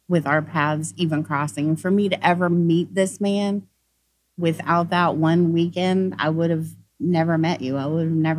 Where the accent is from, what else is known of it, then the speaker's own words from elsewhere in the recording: Oklahoma, United States; moved away; I'm a girl from Oklahoma